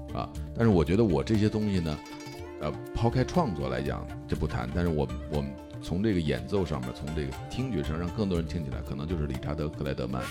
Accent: China; 我们是中国人

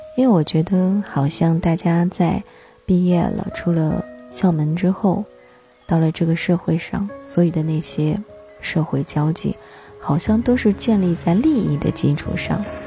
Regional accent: China; 我们中国人

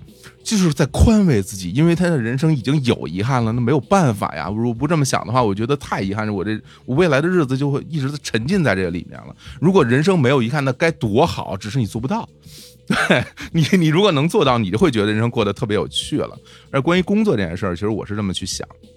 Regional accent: Guangdong, China; 那我想去吃那个咱们潮汕那边那个晒那个虾干儿

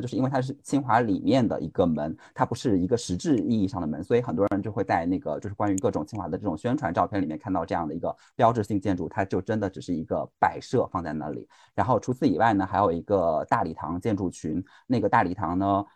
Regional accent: southern China, China; now in Beijing, China; 是在北京生活的南方人

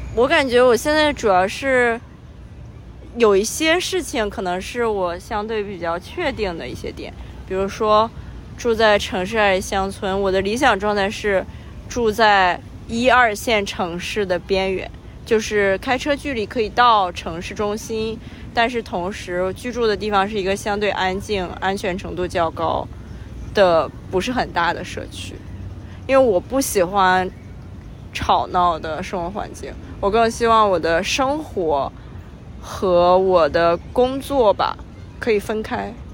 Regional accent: Qingdao, Shandong, China; 因为我出生在青岛，海边的城市。

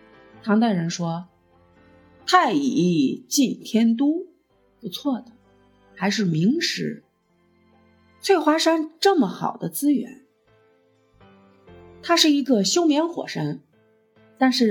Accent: Xi'an, Shaanxi, China; also born or lived in Lianhu District, Xi'an; now in Xi'an, China; 我从长安区嫁到莲湖区，离得并不远。我大学以前一直生活在长安县，那是一个人杰地灵的好地方。

